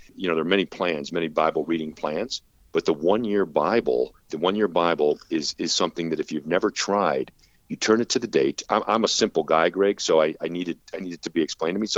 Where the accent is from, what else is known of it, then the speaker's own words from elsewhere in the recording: Chicago, Illinois, United States; moved away; I'm originally from Chicago